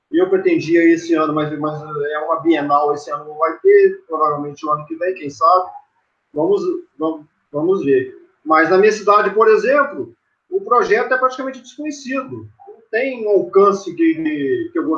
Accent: Carangola, Minas Gerais, Brazil; interior de Minas Gerais, um cidade pequena chamada Carangola, zona da mata de Minas.

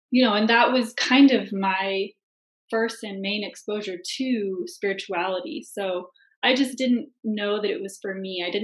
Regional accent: Seattle, Washington, United States; moved away; also born or lived in Ananda Village; I was actually born and raised in Seattle.

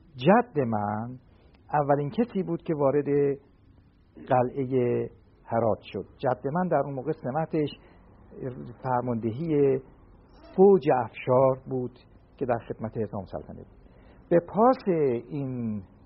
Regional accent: Shemiranat, Tehran Province, Iran; من در شمیرانات متولد شدم

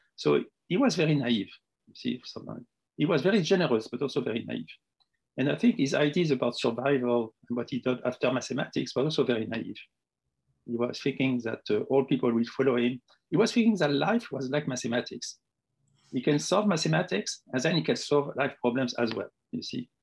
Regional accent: Tunisia; moved away as an adult; also born or lived in Morocco; now in France; I was born in Tunisia

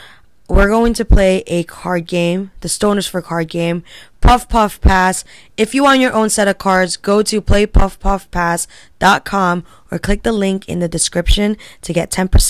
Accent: Connecticut, United States; we're from Connecticut.

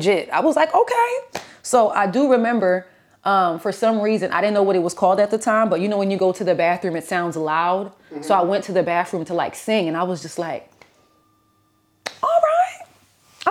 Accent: New York, United States; growing up in New York was pretty dope

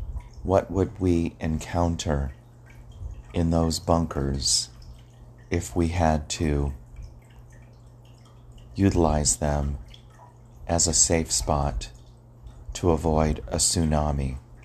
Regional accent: Hawaii, United States; when I was growing up in Hawaii on the island of Oahu, living in Navy housing, when we heard the sirens go off.

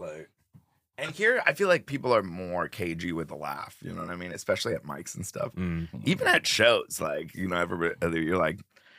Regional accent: Brookline, Massachusetts, United States; I grew up in Brookline, and I still like I don't know anything about Mass outside of that.

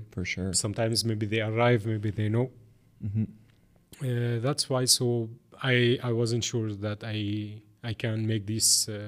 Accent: Syria; English is a second language; moved away as an adult; also born or lived in Lebanon; now in Montreal, Canada; I'm from Syria. I've been living here in Montreal uh, for uh, four years. Yeah, exactly four years. Uh, I came in 2017.

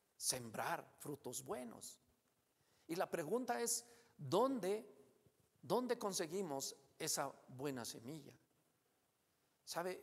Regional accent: Mexico; Como mexicanos

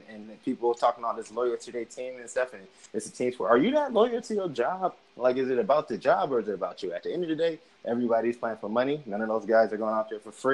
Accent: Akron, Ohio, United States; also born or lived in New York; I'm from Akron

